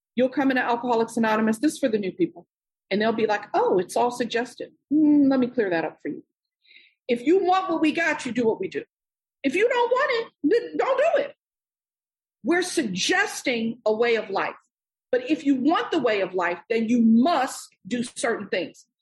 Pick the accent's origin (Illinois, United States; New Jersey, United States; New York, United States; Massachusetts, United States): New York, United States; I'm born and raised in New York.